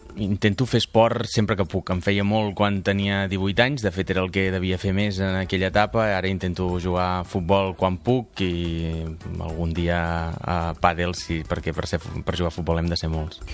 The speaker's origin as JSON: {"language": "Catalan", "town": "Palafrugell", "region": "Catalonia", "country": "Spain", "said": "presentar-me a les municipals del meu poble i acabar sent alcalde de, de Palafrugell"}